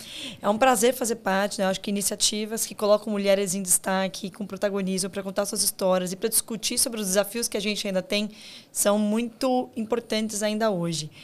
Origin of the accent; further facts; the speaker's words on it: Guarulhos, São Paulo, Brazil; eu sou de Guarulhos, que para quem não é do estado de São Paulo, né? Guarulhos está na grande São Paulo